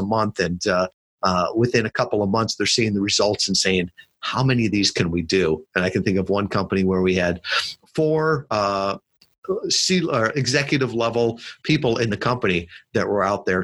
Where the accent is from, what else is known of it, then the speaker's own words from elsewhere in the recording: Midwest, United States; I was brought up in the Midwest